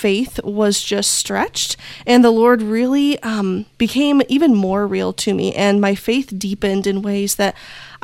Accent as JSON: {"language": "English", "region": "Indiana", "country": "United States", "tie": "born or raised there", "said": "I am from Indiana in the U.S. We are in the heart of Amish country, so things are just a little bit slower here. And I've been born and raised here"}